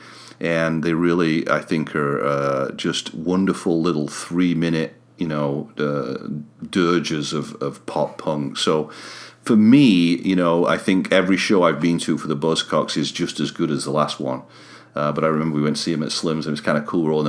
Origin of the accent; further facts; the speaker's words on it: Sheffield, Yorkshire and the Humber, United Kingdom; moved away; I'm from Sheffield originally